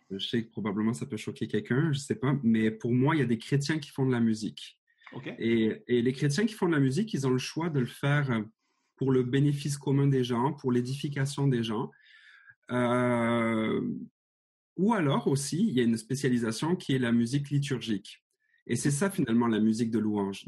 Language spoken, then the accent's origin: French; Marseille, Provence-Alpes-Côte d'Azur, France; moved away as an adult; now in Montreal, Canada; j'ai été élevé à Marseille